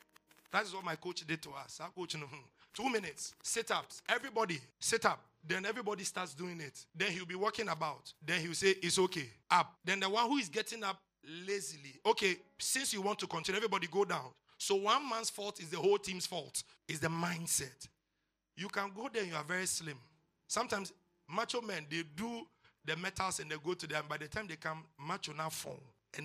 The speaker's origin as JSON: {"language": "English", "town": "Odi", "region": "Bayelsa", "country": "Nigeria", "tie": "born or raised there", "said": "Pastor, I grew up in Odi."}